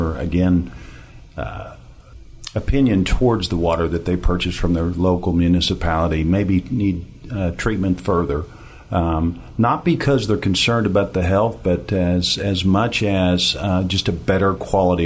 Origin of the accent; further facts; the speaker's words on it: Ponca City, Oklahoma, United States; I come from Ponca City, Oklahoma